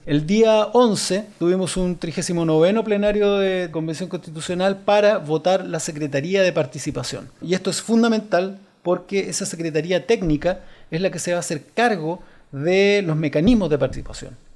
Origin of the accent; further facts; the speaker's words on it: Chile; somos los chilenos